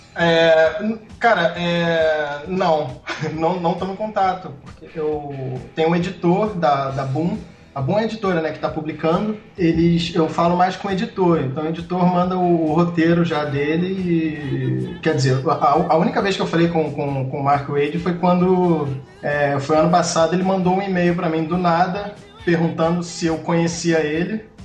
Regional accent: Rio de Janeiro, Brazil; moved away as an adult; now in Toronto, Canada; E sou carioca, Morei na Tijuca minha vida inteira

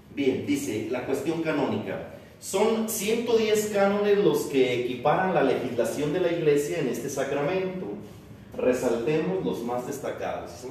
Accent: Mexico; era yo, mexicano

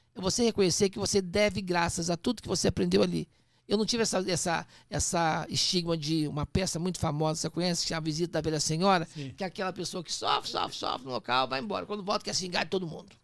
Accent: Poços de Caldas, Minas Gerais, Brazil; also born or lived in Machado / Serrania; now in São Paulo, Brazil; Nasci em Machado, fui criado em Serrania e Poços Caldas

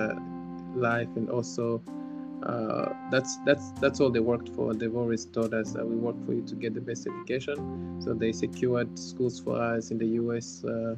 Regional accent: Kigali, Rwanda; also born or lived in Southern Province, Rwanda; So I was born in Kigali. I lived in Kigali for most of my life, except for those few months we lived outside

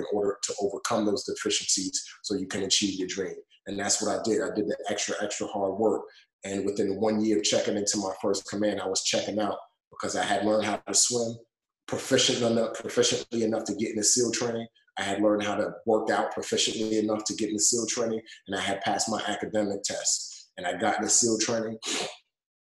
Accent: New York City, New York, United States; also born or lived in Nigeria; I grew up in the Bronx. Bronx, New York. If you can't hear my accent, you could probably catch some of it when I say the word Bronx

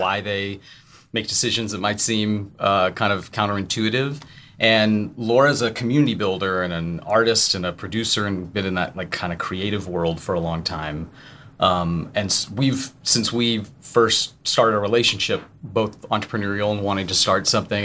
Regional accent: Tennessee, United States; also born or lived in Chicago; I'm from Tennessee

